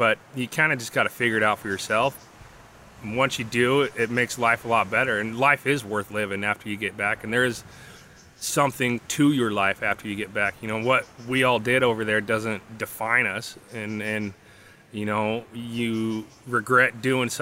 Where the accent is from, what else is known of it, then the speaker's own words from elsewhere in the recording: Boise, Idaho, United States; also born or lived in Alaska / North Dakota / Wyoming / Texas; I'm from Boise, Idaho